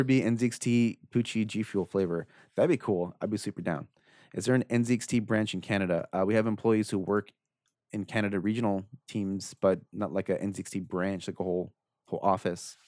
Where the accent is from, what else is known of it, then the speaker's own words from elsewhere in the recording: Orange County, California, United States; I'm from Orange County